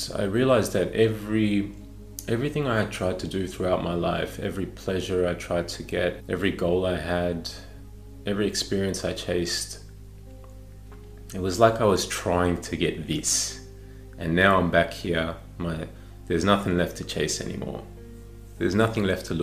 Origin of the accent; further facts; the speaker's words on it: Melbourne, Victoria, Australia; I was born and raised in Melbourne, Australia